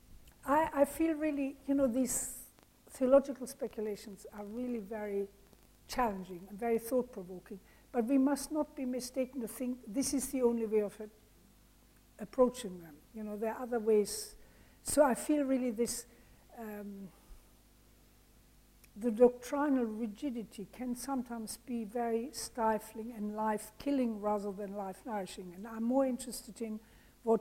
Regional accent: Germany; moved away; also born or lived in France / India / England; I'm originally from Germany

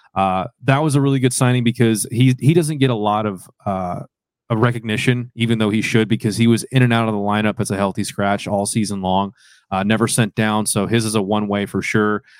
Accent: Dallas, Texas, United States; my hometown, Dallas

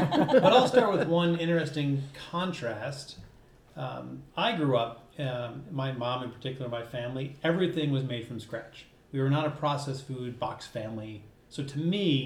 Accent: Jersey Shore, New Jersey, United States; also born or lived in Chicago; now in Minnesota, United States; I am from, in fact, the East Coast in New Jersey. I grew up on the Jersey Shore.

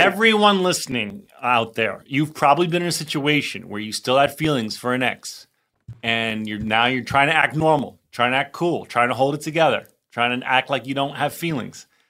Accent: New Jersey, United States; I grew up in Jersey too

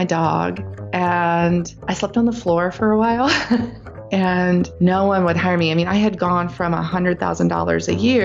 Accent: rural North Carolina, United States; I grew up in the Deep South in rural North Carolina

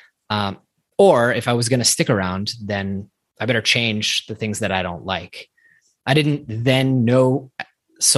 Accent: Silicon Valley, California, United States; growing up in Silicon Valley

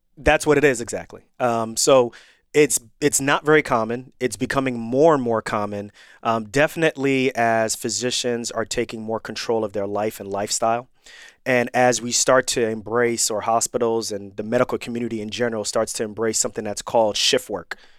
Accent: Irvington, New Jersey, United States; moved away; also born or lived in New York / Missouri / Pennsylvania / Florida; I grew up in Irvington, New Jersey

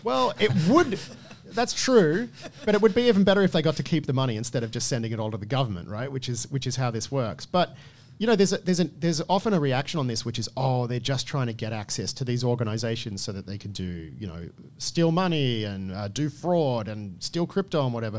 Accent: Australia; as an Australian

